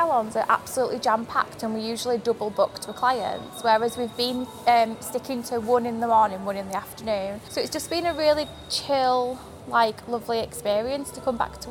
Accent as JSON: {"language": "English", "town": "Leeds", "region": "Yorkshire and the Humber", "country": "United Kingdom", "tie": "born or raised there", "said": "I'm from Leeds, so I've always walked into the Corn Exchange from being really young"}